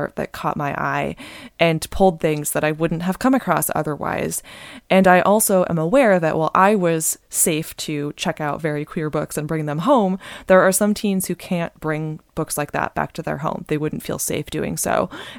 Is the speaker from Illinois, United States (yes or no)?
no; Bay Area, California, United States; I grew up in the Bay Area